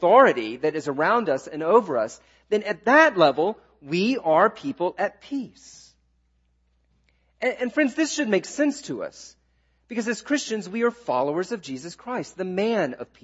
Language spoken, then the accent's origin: English; the South, United States; I'm a Southerner. I grew up in the South